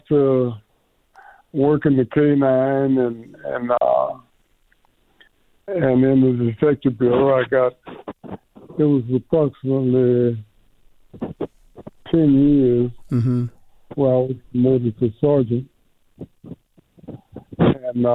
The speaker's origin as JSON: {"language": "English", "town": "Columbus", "region": "Georgia", "country": "United States", "also_born_or_lived": "High Point, North Carolina / Las Vegas, Nevada", "moved": "yes", "said": "I'm from Columbus, Georgia, originally"}